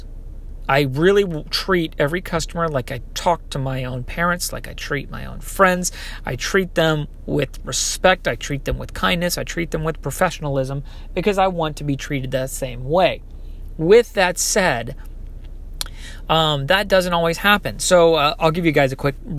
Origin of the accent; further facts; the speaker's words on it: Texas, United States; moved away; I'm originally from Texas